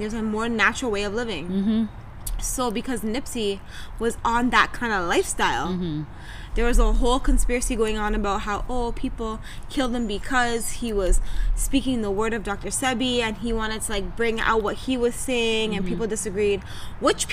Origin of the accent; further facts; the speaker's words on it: Toronto, Ontario, Canada; accent: Toronto; A lot of people in Toronto come from the Caribbean, mm-hmm. right? So part of our accent or the way we talk mm-hmm. is based off that culture, that slang